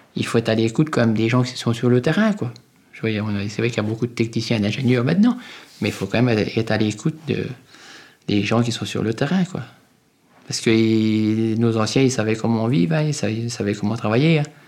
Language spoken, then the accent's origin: French; Bourgogne-Franche-Comté, France; c'est chez nous, dans le Morvan